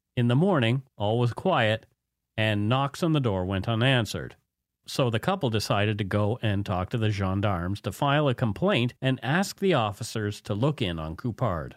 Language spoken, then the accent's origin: English; Canada; We are ordinary Canadian schmucks